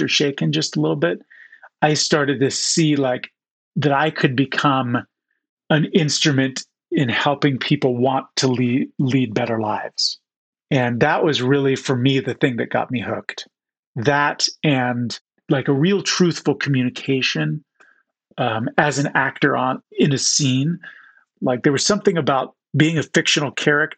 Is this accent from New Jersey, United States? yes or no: yes; Southern New Jersey, United States; moved away as an adult; also born or lived in Chicago, Illinois / Utah; I was born in Chicago and then moved to Southern New Jersey